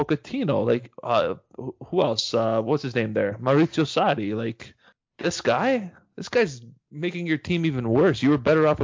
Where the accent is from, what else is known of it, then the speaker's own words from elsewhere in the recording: Canada; we're from Canada.